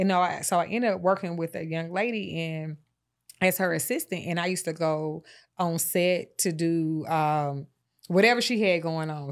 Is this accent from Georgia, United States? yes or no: yes; Atlanta, Georgia, United States; I'm from Atlanta